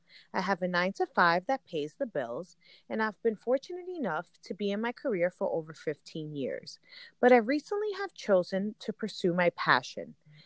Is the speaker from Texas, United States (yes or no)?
no; New Jersey, United States; I'm a single mom and a momager to a 10-year-old, born and raised in Jersey, but proud to be Colombiana. I always say, I'm not American enough to be American, but I'm not Latina enough to be Latina.